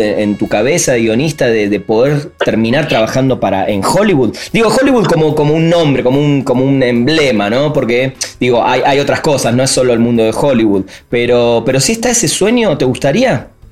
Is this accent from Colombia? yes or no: no; Argentina